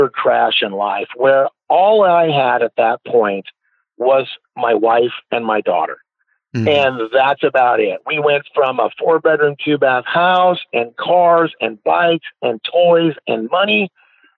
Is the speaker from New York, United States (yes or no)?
no; Portland, Oregon, United States; here in my hometown of Portland, Oregon